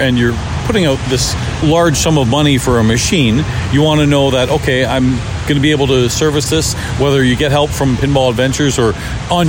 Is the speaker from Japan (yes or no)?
no; Canada; We're Canadian